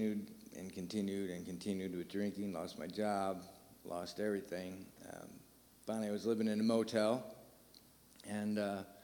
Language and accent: English; Michigan, United States; moved away as an adult; now in Terre Haute, United States; I am from Michigan